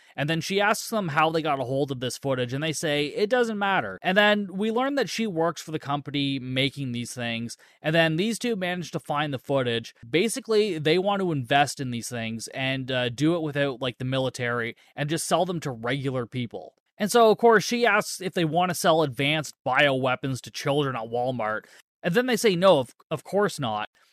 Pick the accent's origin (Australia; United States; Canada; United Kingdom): Canada; I'm Canadian